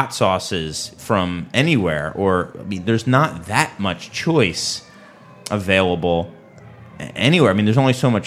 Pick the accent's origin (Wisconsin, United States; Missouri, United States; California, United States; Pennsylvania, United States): Pennsylvania, United States; Philadelphia; now in Chicago, United States; it used to be Philadelphia for like ever. I'm a little sad that my hometown has dropped to number two